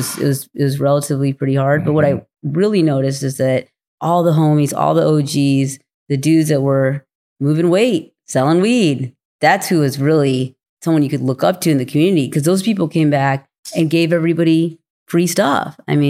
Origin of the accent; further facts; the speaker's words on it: India; born there; I was born in India